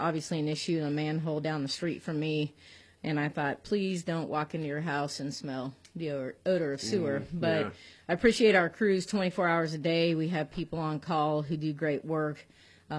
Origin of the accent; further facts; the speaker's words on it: California, United States; now in Auburn, United States; I was born and raised in California